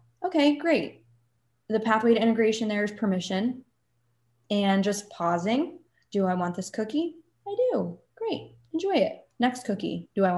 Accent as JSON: {"language": "English", "region": "New Jersey", "country": "United States", "said": "I'm from New Jersey"}